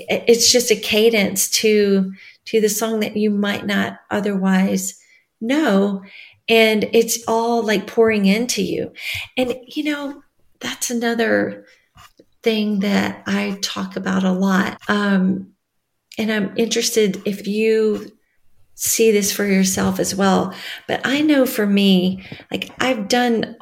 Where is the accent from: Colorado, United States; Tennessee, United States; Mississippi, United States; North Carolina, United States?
Tennessee, United States; West; now in Nashville, United States; I just drove in my hometown